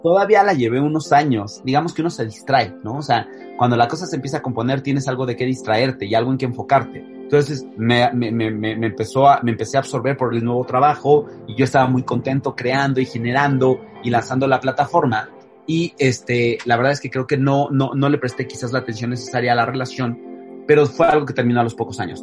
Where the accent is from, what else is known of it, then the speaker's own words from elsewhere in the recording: Mexico City, Mexico; yo soy chilango, mis papás son chilangos